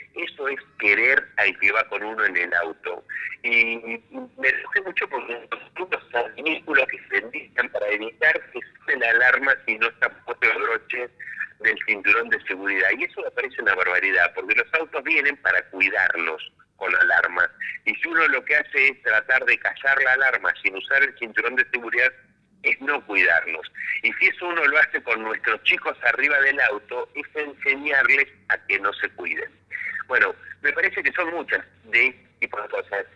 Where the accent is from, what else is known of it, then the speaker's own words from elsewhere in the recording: Bragado, Buenos Aires Province, Argentina; moved away as an adult; now in Buenos Aires, Argentina; yo nací en Bragado, me formé en Bragado, hice toda la escuela primaria, en la escuela secundaria, en la escuela normal de Bragado